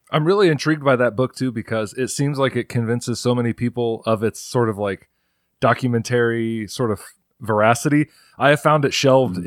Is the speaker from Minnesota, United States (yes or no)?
no; Indiana, United States; my home state